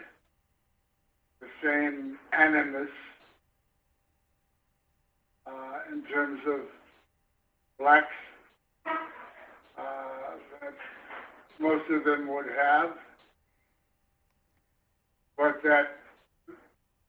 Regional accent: Kansas City, Kansas, United States; moved away; also born or lived in Chicago; I come from Kansas City, Kansas.

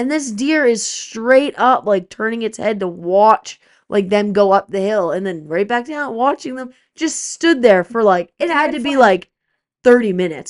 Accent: East Coast, United States; Yeah, I don't think I've ever seen an elk before, which sounds so stupid, but I'm from the East Coast.

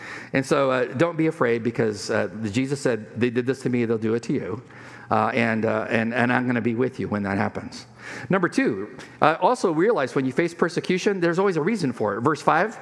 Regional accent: Imperial Valley, California, United States; moved away; When I was in high school, living on the Mexican border, Mexicali, Mexico, where I grew up in the Piro Valley near Yuma

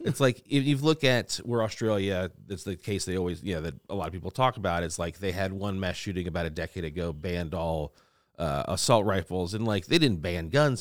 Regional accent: Louisiana, United States; I'm from Louisiana, from the South

